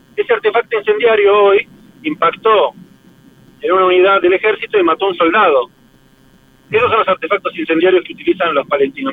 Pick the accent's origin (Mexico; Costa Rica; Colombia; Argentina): Argentina; moved away as an adult; now in Israel; yo como argentino, que amo a la Argentina, a pesar de que vivo en Israel y es el centro de mi vida